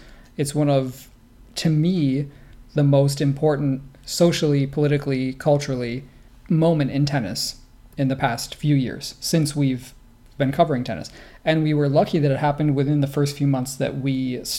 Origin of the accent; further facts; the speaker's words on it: East Coast, United States; I'm from the East Coast